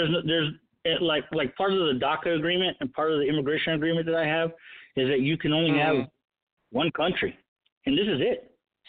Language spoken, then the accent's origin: English; United States; My single and only pledge is to America. Okay? I'm an American.